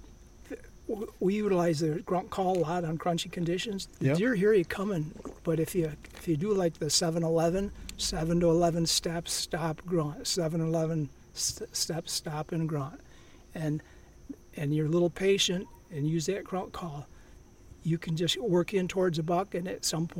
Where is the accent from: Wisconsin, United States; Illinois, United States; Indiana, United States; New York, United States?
New York, United States; Central